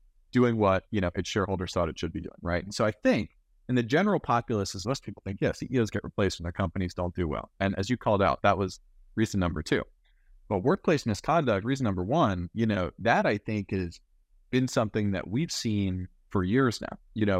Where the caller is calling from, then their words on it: Glendale, California, United States; I'm calling in from Glendale, you know, 2 or 3 miles from Burbank, Disney headquarters, right?